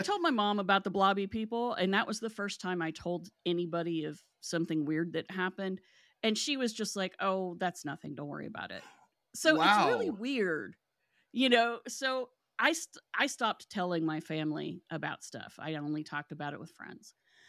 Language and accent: English; West Virginia, United States; I was born and raised in West Virginia. The Silver Bridge fell when I was 2 years old